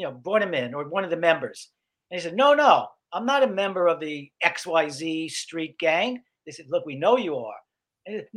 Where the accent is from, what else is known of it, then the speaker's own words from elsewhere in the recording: New York City, New York, United States; I grew up in Brooklyn, and I went to Midwood High School, which was like in the Flatbush area of Brooklyn